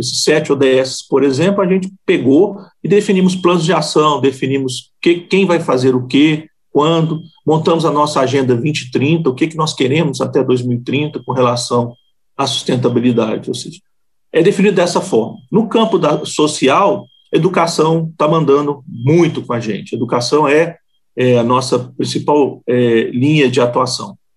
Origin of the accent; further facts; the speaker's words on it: Minas Gerais, Brazil; mineiro, né? Nós somos aqui de Minas